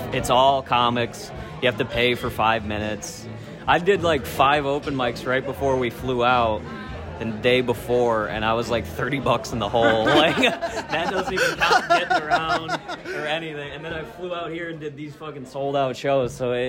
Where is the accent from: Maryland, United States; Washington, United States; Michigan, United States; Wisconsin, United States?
Wisconsin, United States; Yeah, Wisconsin.